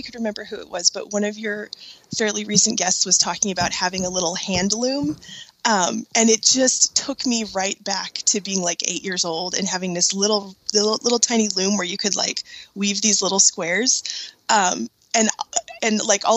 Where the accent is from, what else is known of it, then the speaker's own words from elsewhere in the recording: Bay Area, California, United States; now in Seattle area, United States; I grew up in the Bay Area